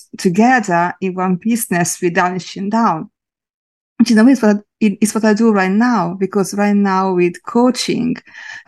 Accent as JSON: {"language": "English", "region": "a small town on the east coast of Italy", "country": "Italy", "moved": "yes", "lives_now": "London, United Kingdom", "said": "I am from a very small town on the east coast of Italy, but I am living in London in the UK right now."}